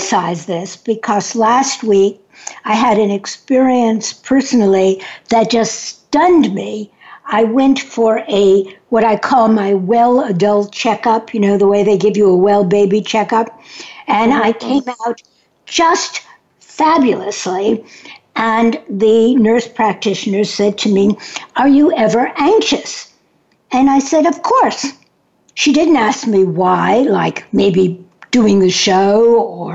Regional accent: New York City, New York, United States; I'm from New York City

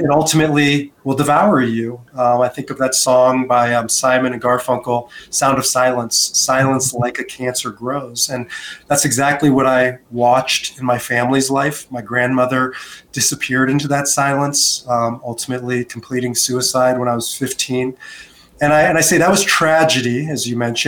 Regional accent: United States; moved away as an adult; also born or lived in Israel; now in Denver, United States; born and raised in America

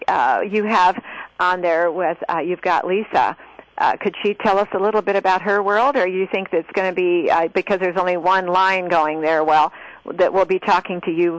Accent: Roseburg, Oregon, United States; also born or lived in Grants Pass, Oregon; I grew up most of my life in Roseburg.

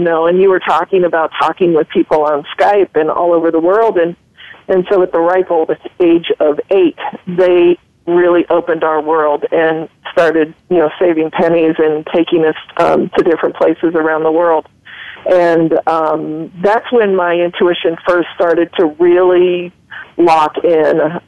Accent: Ohio, United States; I'm a pretty simple Midwestern woman. I grew up in Ohio

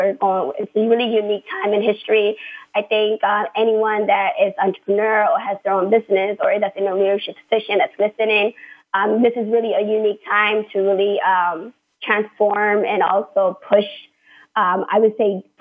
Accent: United States; I am American

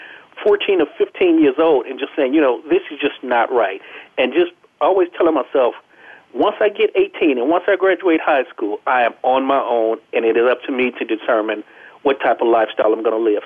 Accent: Los Angeles, California, United States; I was born and raised in South Central Los Angeles, the youngest of 9 children in a single parent home.

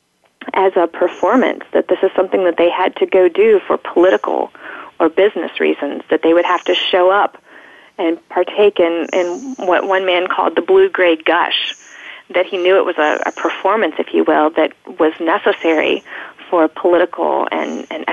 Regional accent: Virginia, United States; moved away as an adult; now in Indiana, United States; I'm from Virginia

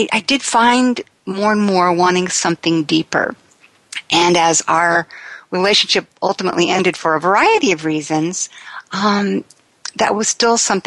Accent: Sacramento, California, United States; I was raised in the Sacramento area of California

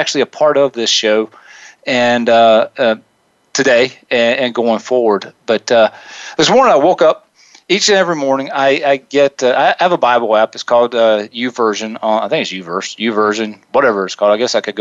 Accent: the South, United States; growing up in the South and in a small town

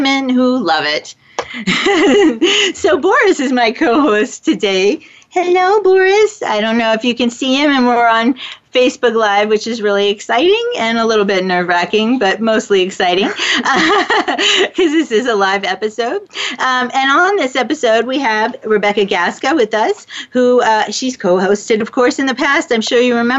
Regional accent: Florida, United States; that's my home state.

